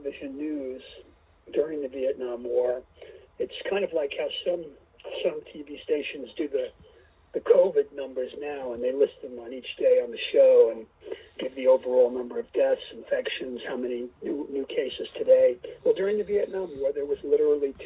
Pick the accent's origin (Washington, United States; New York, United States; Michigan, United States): New York, United States; New York City; I grew up in New York City, not in Manhattan, but in the Bronx and Queens